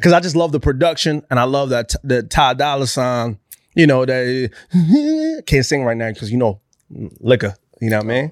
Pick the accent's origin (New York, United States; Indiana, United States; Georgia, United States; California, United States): New York, United States; I'm from New York